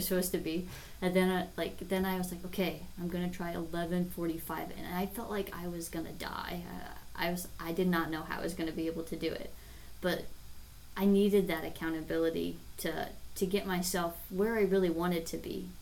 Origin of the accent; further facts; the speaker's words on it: David City, Nebraska, United States; I grew up in David City, Nebraska